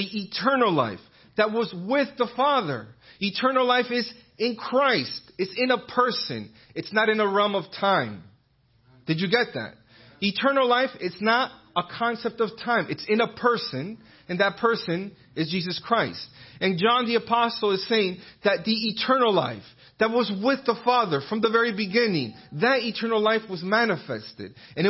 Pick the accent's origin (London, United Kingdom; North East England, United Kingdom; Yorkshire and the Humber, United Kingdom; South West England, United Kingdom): South West England, United Kingdom; Bristol; And, oh, where's that accent from? Oh, I'm from Bristol in England.